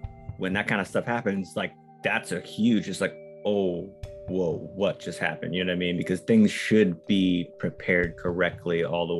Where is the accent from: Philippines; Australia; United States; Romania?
Philippines; I'm not Spanish, but I'm Filipino, which has a lot of Spanish influence.